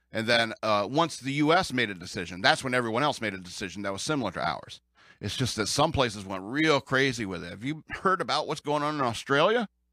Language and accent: English; United States; as an American